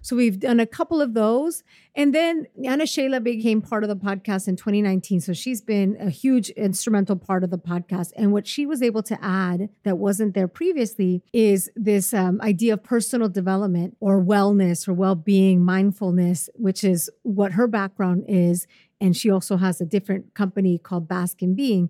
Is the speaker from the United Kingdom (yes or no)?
no; Puebla, Mexico; moved away; my hometown of Puebla, which is near Mexico City